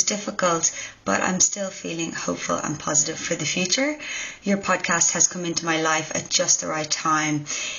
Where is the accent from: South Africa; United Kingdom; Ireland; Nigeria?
Ireland; Dublin, Leinster; now in Newcastle, Australia; I'm originally from Dublin, Ireland, but I'm now living in Newcastle, Australia.